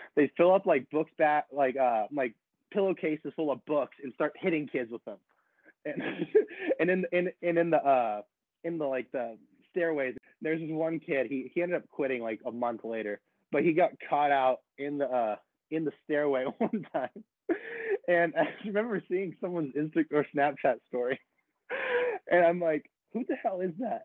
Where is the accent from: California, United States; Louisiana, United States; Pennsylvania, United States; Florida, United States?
California, United States; San Diego; growing up in San Diego is pretty cool